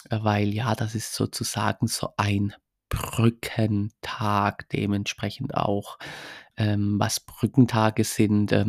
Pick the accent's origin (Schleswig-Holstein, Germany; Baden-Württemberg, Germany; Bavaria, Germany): Baden-Württemberg, Germany; ich komme aus Baden-Württemberg, ich habe da jetzt etwas mehr Glück.